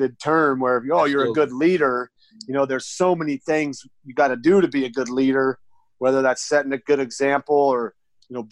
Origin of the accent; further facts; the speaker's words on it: Idaho, United States; moved away as an adult; also born or lived in Arizona / Denver; I was a young kid born and raised in Idaho